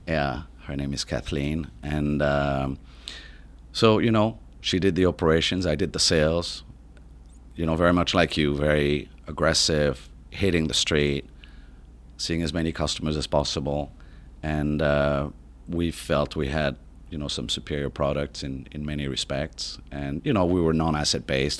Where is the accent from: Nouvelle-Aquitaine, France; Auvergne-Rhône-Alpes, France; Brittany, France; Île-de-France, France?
Île-de-France, France; Paris; accent: French; English is a second language; moved away as an adult; I was born and raised in, in Paris